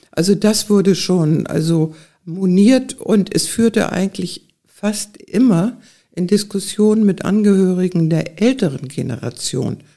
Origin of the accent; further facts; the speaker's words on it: Schleswig-Holstein, Germany; bei uns in Schleswig-Holstein